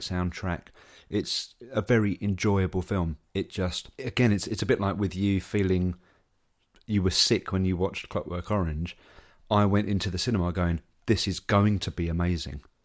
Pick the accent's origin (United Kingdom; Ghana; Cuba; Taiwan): United Kingdom; England; as an Englishman